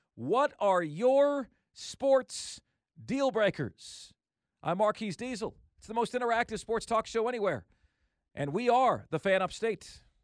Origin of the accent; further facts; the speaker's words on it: Tampa, Florida, United States; my hometown of Tampa Bay